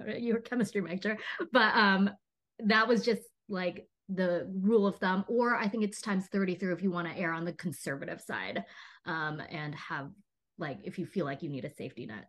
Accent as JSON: {"language": "English", "region": "Texas", "country": "United States", "tie": "born or raised there", "moved": "yes", "lives_now": "Los Angeles, United States", "said": "I grew up in Texas"}